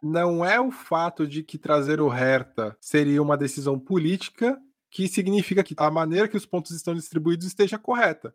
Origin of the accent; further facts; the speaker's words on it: Brazil; eu sou brasileiro